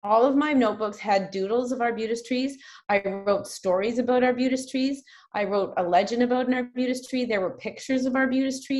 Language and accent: English; Saanich, British Columbia, Canada; I grew up in Saanich, just outside Victoria